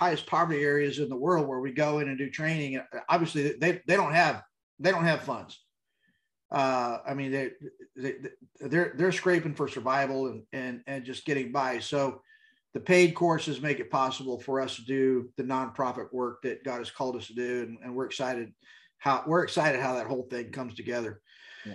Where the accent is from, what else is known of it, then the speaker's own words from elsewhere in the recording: El Paso, Texas, United States; you can tell I was raised in El Paso